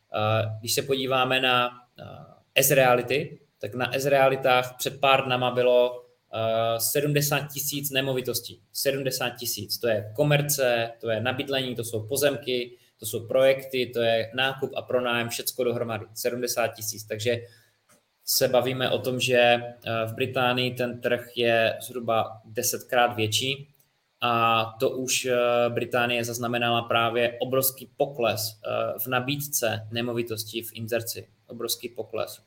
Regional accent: Czechia; u nás v České republice

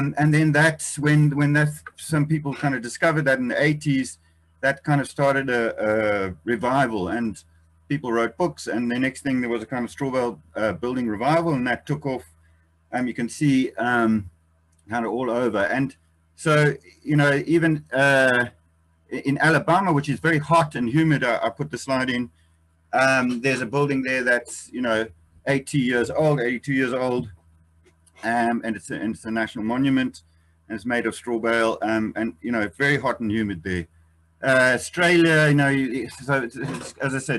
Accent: Eswatini; I come from Swaziland

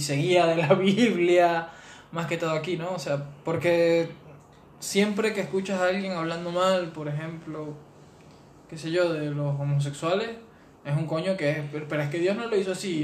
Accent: Venezuela; moved away; nosotros como venezolanos

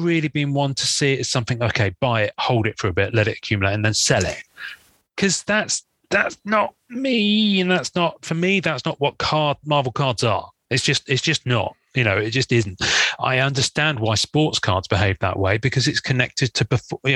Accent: England, United Kingdom; I'm English

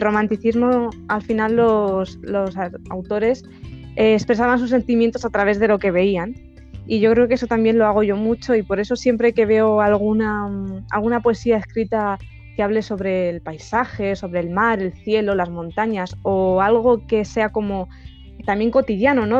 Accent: a small village in Ciudad Real, Castilla-La Mancha, Spain; soy de España y bueno, soy de, un pueblecito de Ciudad Real

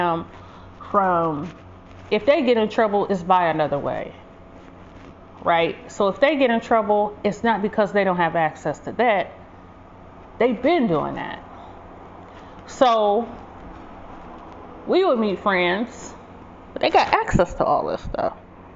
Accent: Detroit, Michigan, United States; I grew up in Detroit. People always race their cars up the street

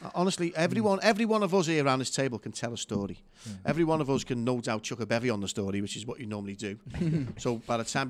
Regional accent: Liverpool, North West England, United Kingdom; accent: Scouse; I was just a kid growing up in Anfield

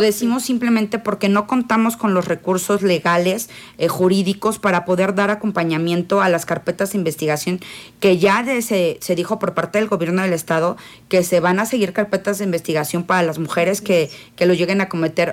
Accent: Querétaro, Mexico; Yo soy queretana

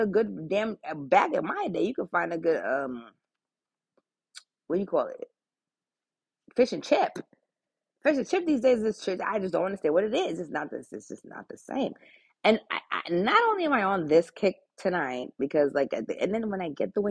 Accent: Long Island, New York, United States; moved away; especially growing up in Long Island, for living there about a good 14 years

